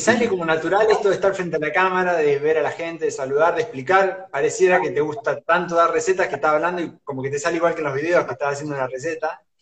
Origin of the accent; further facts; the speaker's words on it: Junín, Buenos Aires Province, Argentina; yo soy de Junín, Provincia de González